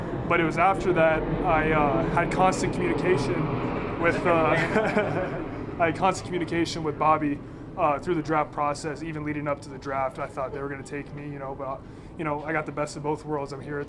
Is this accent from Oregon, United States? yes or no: yes; Oregon, United States; because I'm from Oregon